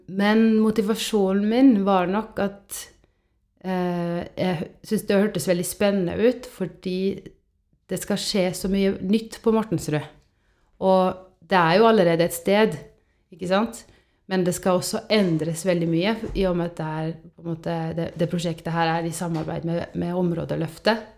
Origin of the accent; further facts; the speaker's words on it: Estonia; now in Norway; jeg er oppvokst i Estland